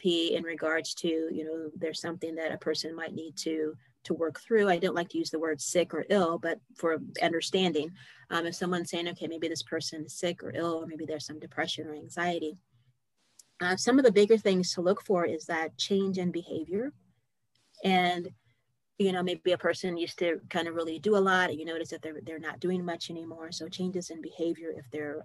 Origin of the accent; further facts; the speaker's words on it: Indianapolis, Indiana, United States; I'm from Indianapolis, and that is in Indiana.